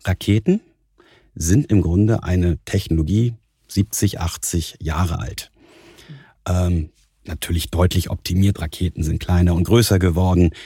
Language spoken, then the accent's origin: German; Husum, Schleswig-Holstein, Germany; moved away as an adult; also born or lived in Kiel / Stuttgart; now in Munich, Germany; seit meinen Kindheitstagen als Norddeutscher in Kiel, auf Kiel gelegt, in Husum aufgewachsen